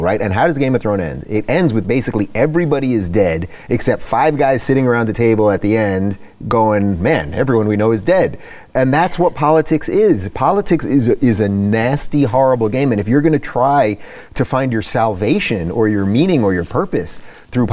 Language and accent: English; California, United States; I'm from California.